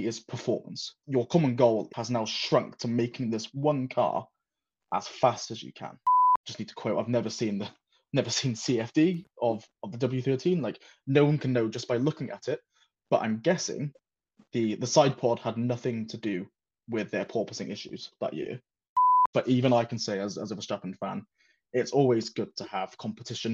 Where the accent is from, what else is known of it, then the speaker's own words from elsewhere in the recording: Wales, United Kingdom; moved away as an adult; also born or lived in Shalford, Surrey; now in Surrey, United Kingdom; I'm originally from Wales. So I've had to move to England for work. I grew up in a very small town in Wales